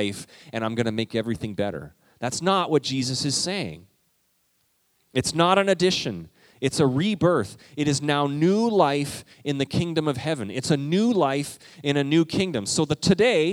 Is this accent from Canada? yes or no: yes; Canada; I'm Canadian